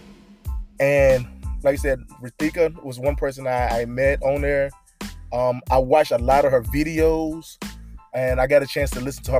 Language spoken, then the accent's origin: English; United States; I'm American.